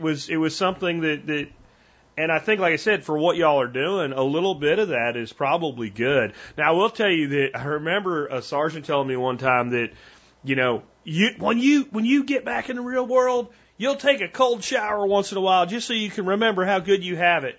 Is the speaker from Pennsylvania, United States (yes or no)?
yes; Pennsylvania, United States; moved away as an adult; now in Texas, United States; I grew up in Pennsylvania and I moved to Texas back in 1993